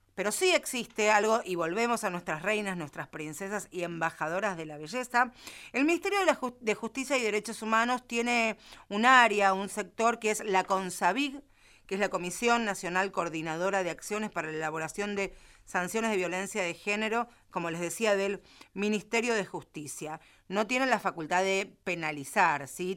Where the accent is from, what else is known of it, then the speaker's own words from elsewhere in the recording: Villa Gesell, Buenos Aires Province, Argentina; yo vengo de Villa Gesell.